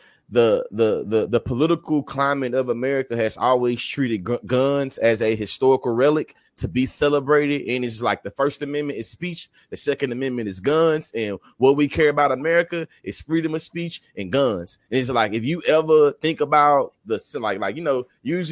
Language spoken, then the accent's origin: English; Texas, United States; I'm born and raised in Texas